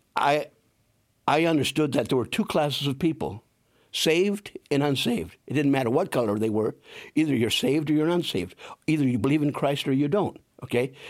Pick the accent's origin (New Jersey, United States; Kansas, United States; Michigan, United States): Michigan, United States; Saginaw; moved away as an adult; also born or lived in El Paso, Texas / Plymouth, Indiana; now in South Bend, United States; I grew up in Saginaw, Michigan